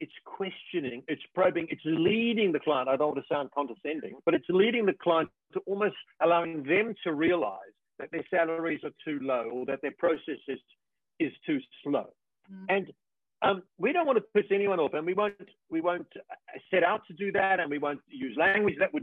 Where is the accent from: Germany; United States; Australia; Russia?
Australia; I'm from Australia